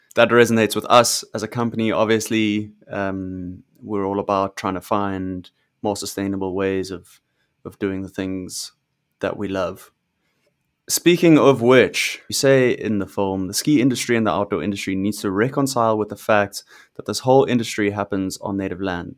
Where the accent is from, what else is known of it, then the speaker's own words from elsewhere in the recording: South Africa; I'm South African, I grew up in, in South Africa